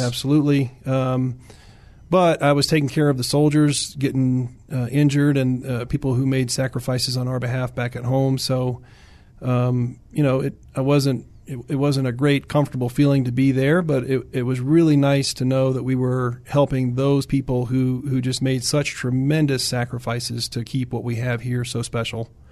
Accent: Williamsburg, Virginia, United States; moved away; I grew up in Virginia. Uh, pretty heavy military in Virginia, as you know. Um, I grew up in Williamsburg area

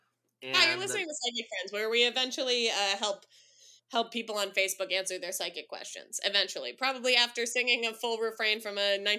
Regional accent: San Francisco, California, United States; growing up in the San Francisco lesbian community

